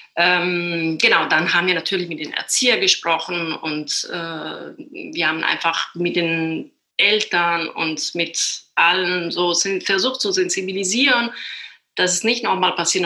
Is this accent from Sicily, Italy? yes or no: yes; Sicily, Italy; German is a second language; moved away as an adult; also born or lived in Düsseldorf, Germany; now in Berlin, Germany; ich komme aus Sizilien